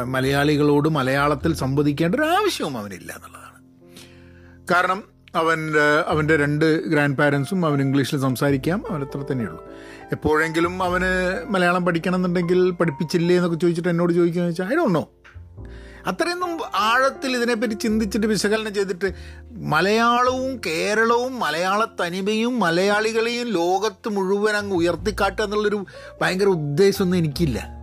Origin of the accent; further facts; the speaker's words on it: Kozhikode, Kerala, India; first language Malayalam; moved away as an adult; also born or lived in Dubai; now in United States; ഞാൻ ജനിച്ചതും വളർന്നതും കേരളത്തിലാണ്